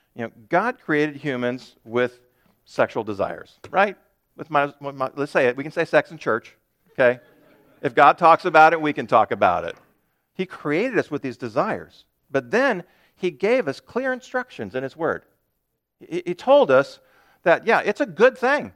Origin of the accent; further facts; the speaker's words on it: United States; as modern American Christians